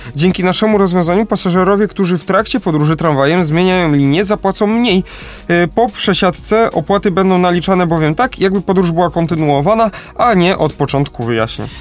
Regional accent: Kraków, Lesser Poland, Poland; u nas w Krakowie

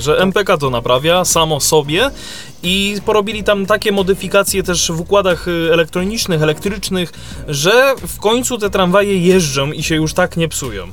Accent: Kraków, Lesser Poland, Poland; tutaj u nas w Krakowie

